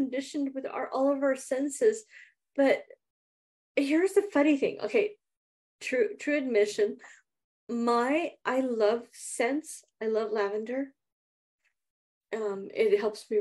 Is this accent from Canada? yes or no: no; India; now in Southern California, United States; growing up in India, because I was raised partially in India